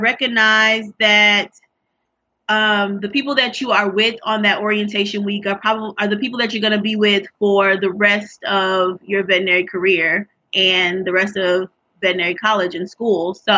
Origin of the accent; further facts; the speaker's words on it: St. Louis, Missouri, United States; moved away as an adult; also born or lived in Tuskegee, Alabama; now in West Lafayette, United States; I'm originally from St. Louis, Missouri